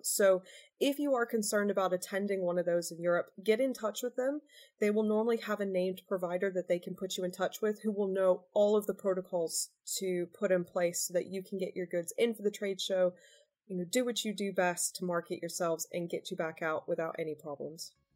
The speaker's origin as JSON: {"language": "English", "country": "United States", "tie": "born or raised there", "moved": "yes", "lives_now": "United Kingdom", "said": "I was born in the US. I'm dual American British."}